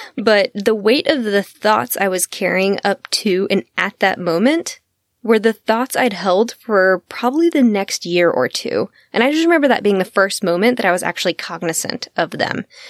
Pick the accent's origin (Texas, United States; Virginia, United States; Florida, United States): Texas, United States; I'm from Texas. I am a Southern gal